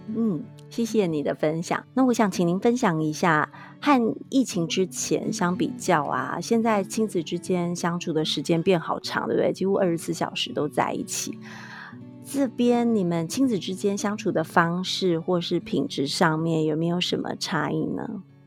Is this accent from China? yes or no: no; Taiwan; 我们台湾这边也是从五月份开始